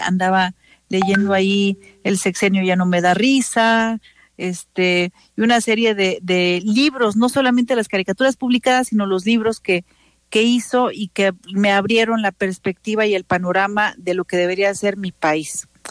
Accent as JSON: {"language": "Spanish", "region": "Oaxaca", "country": "Mexico", "said": "nos sentimos orgullosos y orgullosas como oaxaqueños y oaxaqueñas"}